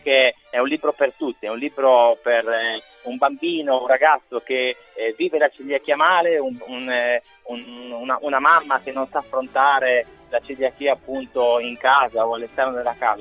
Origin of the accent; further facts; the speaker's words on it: Emilia-Romagna, Italy; da buon emiliano